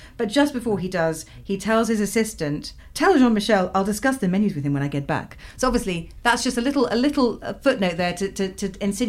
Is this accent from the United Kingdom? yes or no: yes; Midlands, United Kingdom; I grew up in the Midlands too.